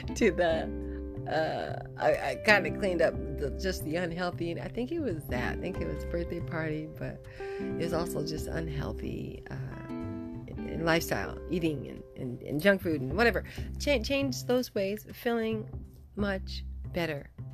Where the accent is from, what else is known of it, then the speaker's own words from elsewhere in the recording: Santa Barbara, California, United States; I grew up, I was born in Santa, Bar- in Santa Barbara